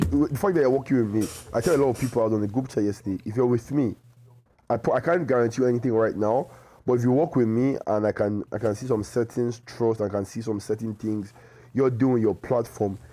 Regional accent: Nigeria; I'm, I'm a Nigerian

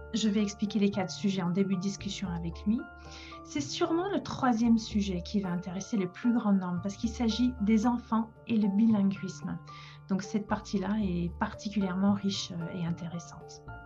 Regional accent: England, United Kingdom; now in Paris, France; je suis anglaise

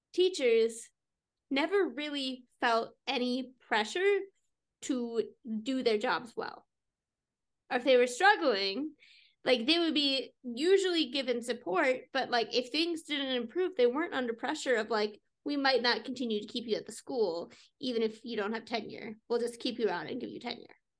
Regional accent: Minnesota, United States; we're Minnesotan

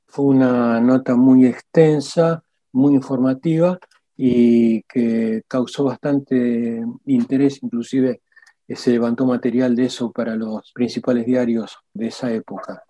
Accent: Argentina; also born or lived in Albany, New York, United States

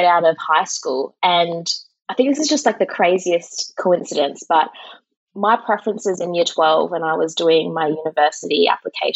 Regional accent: Perth, Western Australia, Australia; moved away as an adult; now in Sydney, Australia; I'm from Perth, Western Australia.

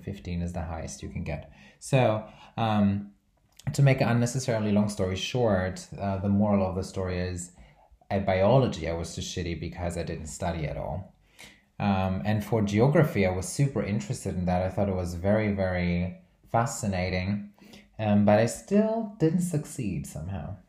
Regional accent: Brazil; I'm from Brazil

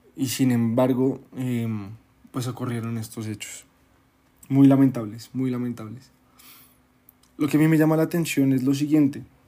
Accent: Colombia; nuestra cultura colombiana

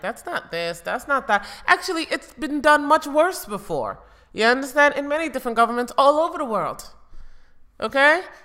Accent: United States; growing up in America

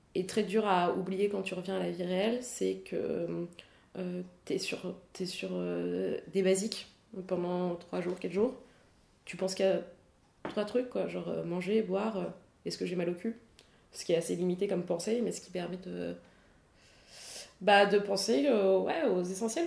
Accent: Paris, Île-de-France, France; j'ai grandi à Paris

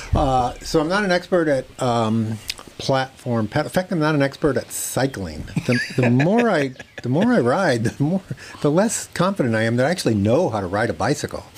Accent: McKinney, Texas, United States; I'm from McKinney

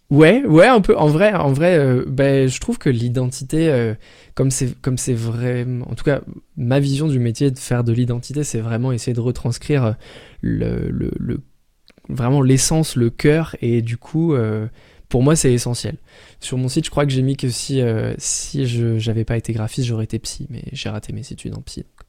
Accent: Paris, Île-de-France, France; je viens de Paris.

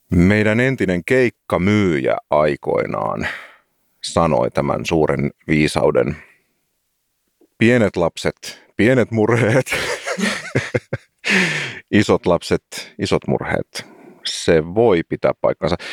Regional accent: Helsinki, Uusimaa, Finland; olen siis paljasjalkainen helsinkiläinen.

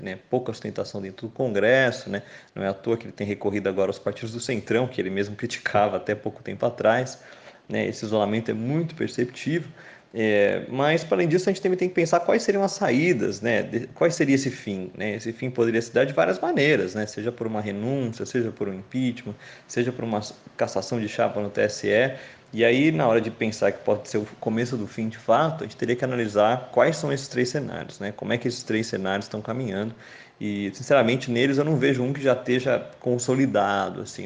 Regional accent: Brazil; enquanto brasileiro

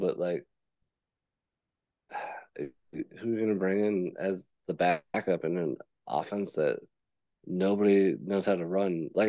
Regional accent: Indiana, United States; we're both from Indiana.

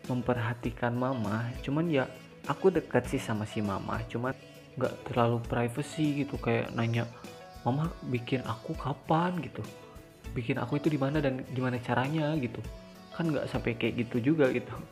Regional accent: Bandung, West Java, Indonesia; Jadi aku itu asal Bandung, aku asli Bandung, aku lahir di Bandung, meskipun di kabupaten sih tapi tetap aku itu lahir di Bandung

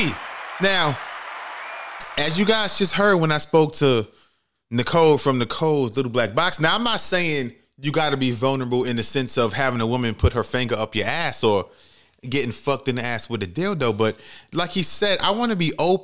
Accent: New York City, New York, United States; I'm from the Bronx, New York, from the projects

